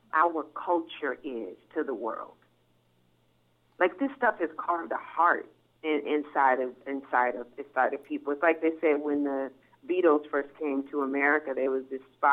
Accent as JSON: {"language": "English", "region": "California", "country": "United States", "moved": "as an adult", "lives_now": "New York, United States", "said": "I'm actually from what's thought to be the opposite, California."}